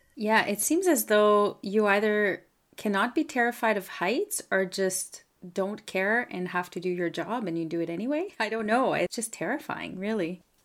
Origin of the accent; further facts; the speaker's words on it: Canada; I'm a Francophone from Canada